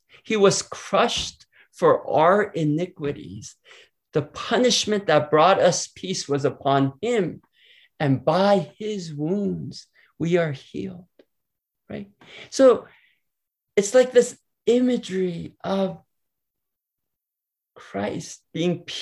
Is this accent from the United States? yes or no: yes; San Diego, California, United States; I grew up in San Diego, California